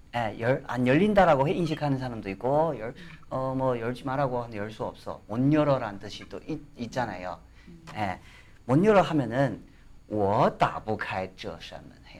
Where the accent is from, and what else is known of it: China; Korean is a second language; now in South Korea